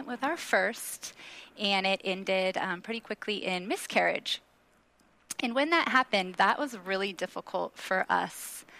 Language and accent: English; Washington, United States; our church that we grew up in Washington